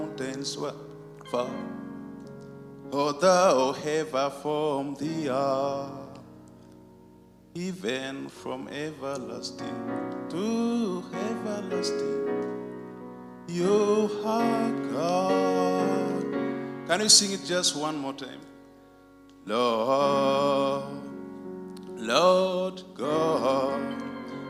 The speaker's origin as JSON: {"language": "English", "country": "Uganda", "tie": "born or raised there", "said": "I went and opened another church for that very Pentecostal ministry in my hometown"}